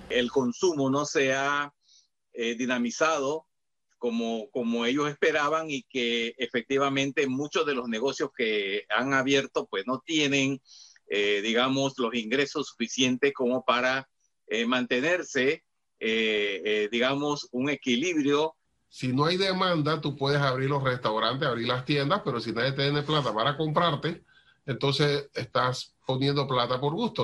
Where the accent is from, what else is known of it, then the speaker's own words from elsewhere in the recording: Panama; nosotros acá como panameños